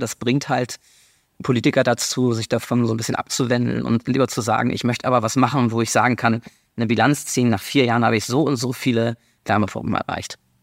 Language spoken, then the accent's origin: German; Germany; wir als Deutsche